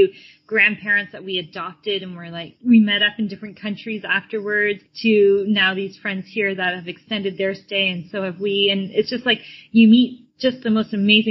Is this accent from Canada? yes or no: yes; Canada; moved away as an adult; also born or lived in Florida; we're originally from Canada